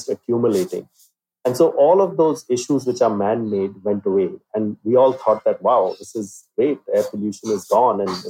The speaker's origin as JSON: {"language": "English", "country": "India", "said": "You know, I have to go out as an Indian."}